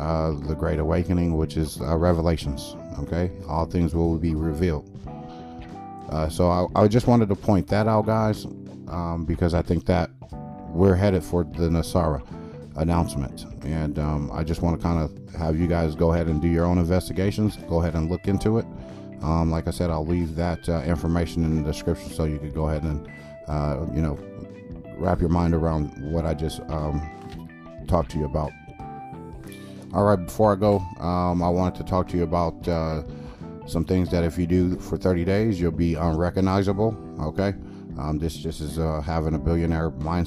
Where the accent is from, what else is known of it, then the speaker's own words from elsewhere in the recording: California, United States; moved away; also born or lived in Midwest / Texas; I grew up in California all day where it's hustle and bustle and everybody is just mean